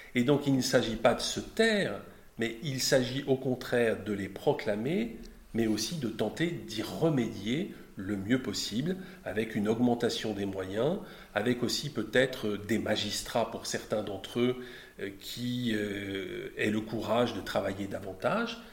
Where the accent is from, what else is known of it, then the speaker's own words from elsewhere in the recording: Brittany, France; mon compatriote breton, puisque je suis breton